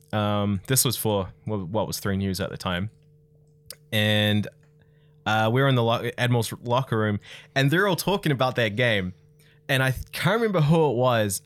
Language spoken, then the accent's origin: English; Tauranga, Bay of Plenty, New Zealand; I grew up in Tauranga